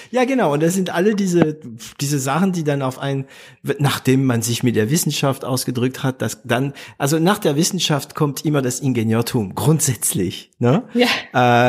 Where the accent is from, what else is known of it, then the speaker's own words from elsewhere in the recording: France; German is a second language; Bei uns in Frankreich